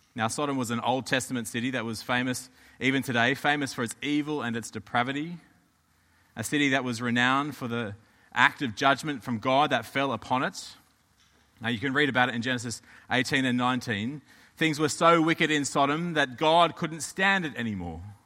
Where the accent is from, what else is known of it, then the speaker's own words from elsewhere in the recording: Australia; moved away; I'm from Australia